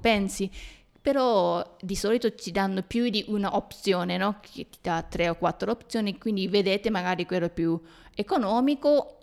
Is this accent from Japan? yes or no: yes; Japan; noi giapponesi